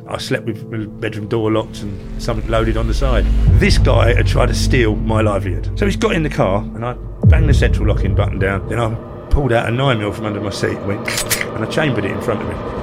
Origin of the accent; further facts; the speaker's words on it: Ramsgate, South East England, United Kingdom; I live in Ramsgate, born and bred in Ramsgate